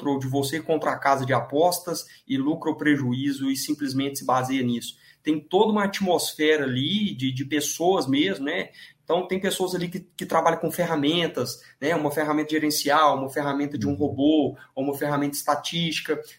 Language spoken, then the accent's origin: Portuguese; Divinópolis, Minas Gerais, Brazil; sou de Minas Gerais, é {S0} Minas uma cidade perto de {S1} Belo Horizonte, chama Divinópolis, a minha cidade.